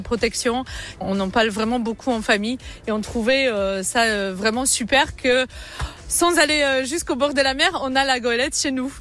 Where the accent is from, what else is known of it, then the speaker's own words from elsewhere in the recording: Poland; now in Lyon, France; nous sommes polonais